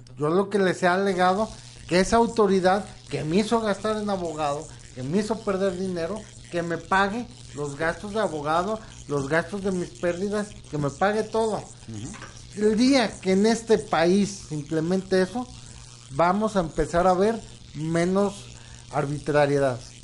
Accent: Mexico; espero que estemos avanzando hacia una mejor sociedad como mexicanos

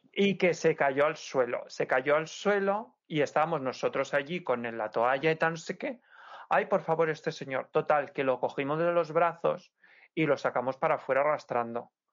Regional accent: Santa Pola, Valencian Community, Spain; Playa Lisa de mi pueblo, de Santa Pola

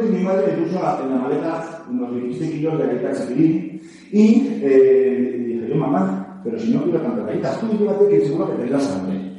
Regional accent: Navarre, Spain; Soy peor, soy Navarro.

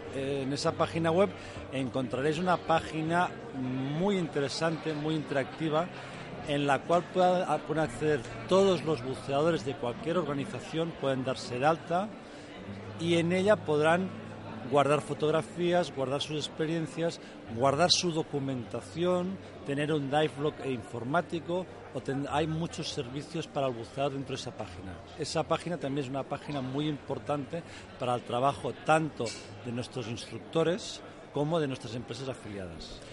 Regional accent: Spain; yo soy español

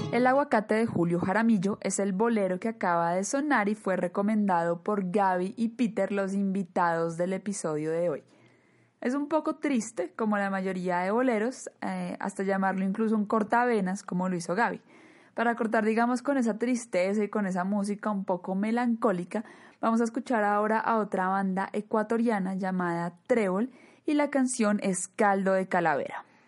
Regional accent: Colombia; Colombia, mi país natal

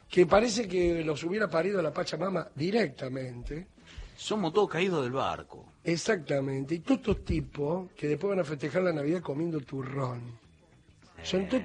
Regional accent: Morón, Buenos Aires Province, Argentina; Yo nací en Morón.

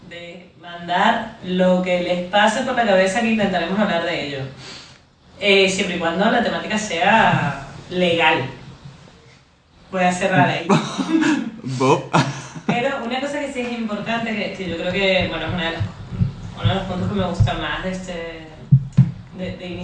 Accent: Venezuela; now in Barcelona, Spain; Yo soy venezolana viviendo hace muchos años en Barcelona

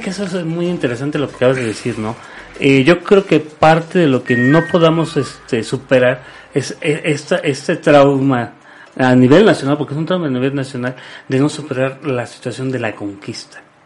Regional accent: Mexico

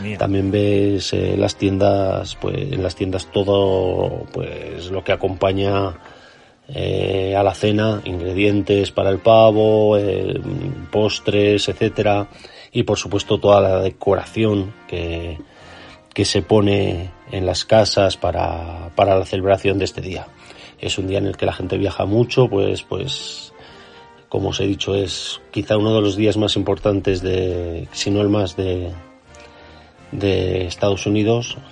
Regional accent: Zaragoza, Aragon, Spain; now in Utah, United States; de Zaragoza, pero actualmente estoy viviendo en Utah

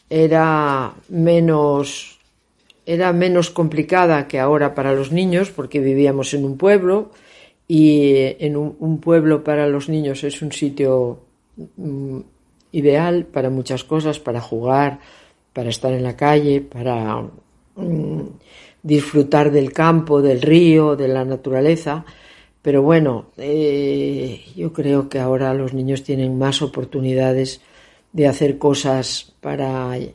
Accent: Cornellana, Asturias, Spain; moved away as an adult; also born or lived in Oviedo; now in Madrid, Spain; Nací en Cornellana, a 40 kilómetros de Oviedo.

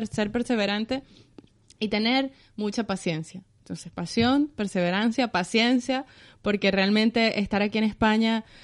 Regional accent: Venezuela; moved away as an adult; also born or lived in Panama; now in Spain

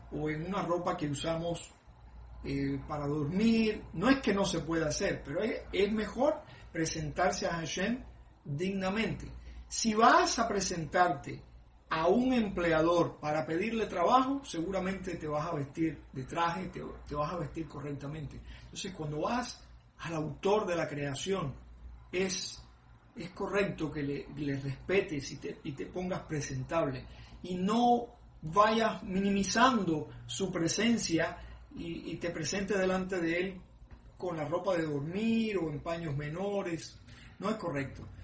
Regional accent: Cuba; moved away; cuando viví en mi pueblo, en Cuba

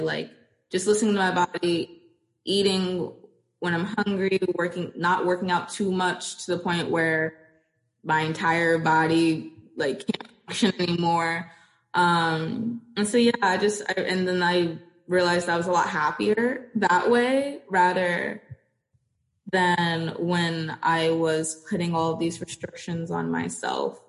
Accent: Florida, United States; also born or lived in Portsmouth, Virginia; moved to Florida, where I mean, I've stayed for a very long time

